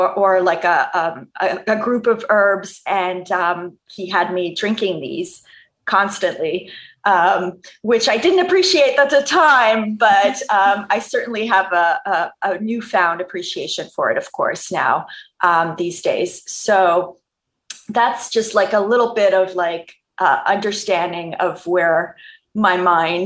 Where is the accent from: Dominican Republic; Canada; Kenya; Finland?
Canada; Montreal, Quebec; I grew up in Montreal in the province of Quebec, Canada.